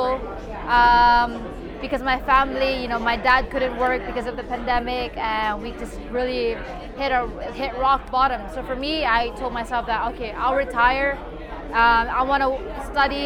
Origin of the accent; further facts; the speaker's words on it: Philippines; coming from Philippines